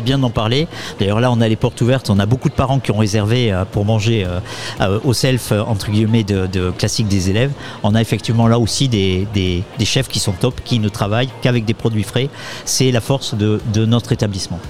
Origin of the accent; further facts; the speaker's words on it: Pau, Nouvelle-Aquitaine, France; moved away as an adult; also born or lived in Paris / Poitiers / Orléans-Tours; je suis natif euh, de Pau, moi aussi